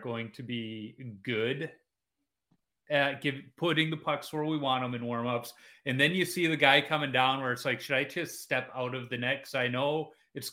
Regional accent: Chicago, Illinois, United States; growing up in Chicago

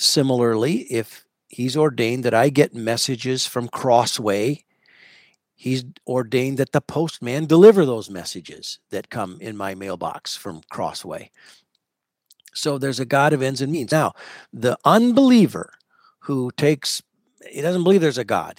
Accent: United States; I'm an American murmurer.

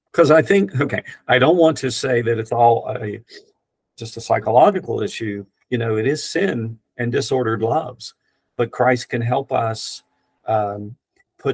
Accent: Rainelle, West Virginia, United States; moved away; I grew up in Raynell, West Virginia

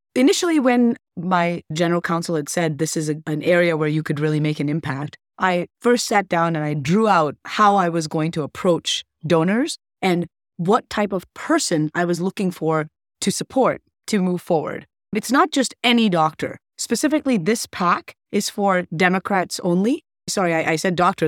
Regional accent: Wisconsin, United States; also born or lived in Scotland; I was actually born in Scotland, but I'm a U S citizen and really raised in Wisconsin

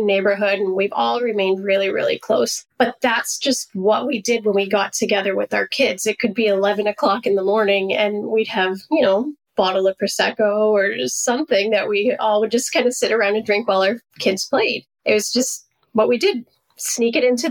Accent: Maine, United States; I grew up in Maine in a really big Italian family

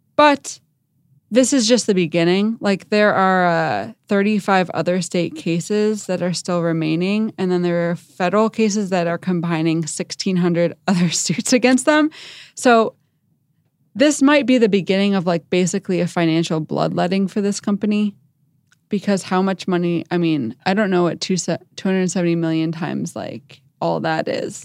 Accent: Chicago, Illinois, United States; I'm from Chicago

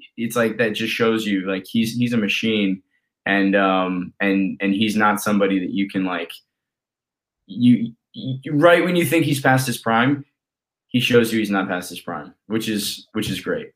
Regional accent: Colorado, United States; I grew up in Colorado.

